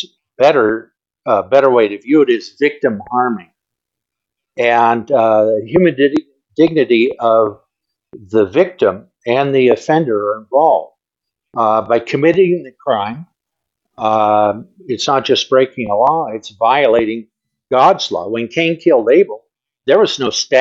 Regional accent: Los Angeles, California, United States; I grew up on Crenshaw Boulevard in L.A.

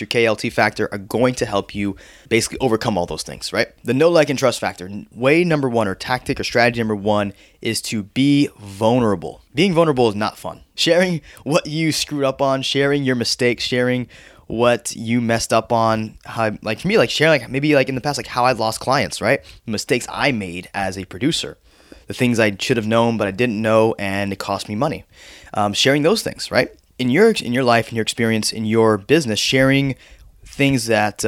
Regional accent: Florida, United States; also born or lived in New York; I grew up in Florida, but I was born in New York

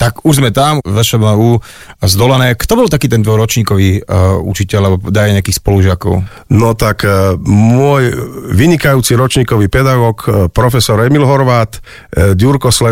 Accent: Jablonica, Trnava Region, Slovakia; also born or lived in Myjava; Áno, tak ja pochádzam z Jablonice, tam aj teda žijem, ale narodil som sa na Mijave, čiže e, vlastne áno, je to moje rodisko

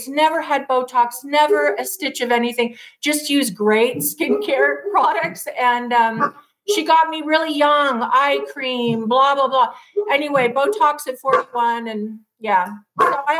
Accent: Los Angeles, California, United States; moved away as an adult; also born or lived in Seattle / Charleston; I was born and raised in L.A., went to Newport Harbor High School

